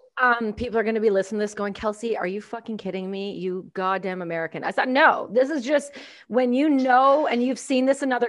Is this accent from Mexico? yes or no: no; Canada; I'm Canadian